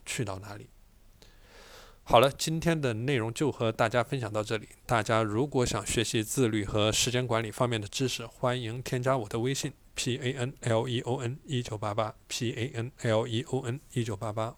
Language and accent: Chinese; a small town in Chongqing, China; 我从重庆的一个小镇来到了重庆最好的高中之一